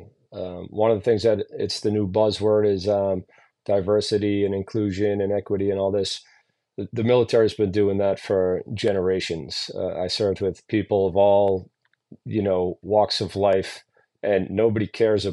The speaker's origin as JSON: {"language": "English", "town": "Boston", "region": "Massachusetts", "country": "United States", "tie": "born or raised there", "said": "the neighborhood that I grew up in Dorchester in Boston"}